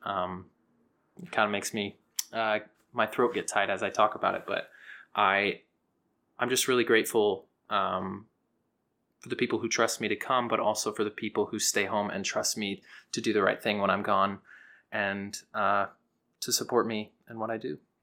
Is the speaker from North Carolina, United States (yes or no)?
no; Houston, Texas, United States; I'm a countertenor from Houston, Texas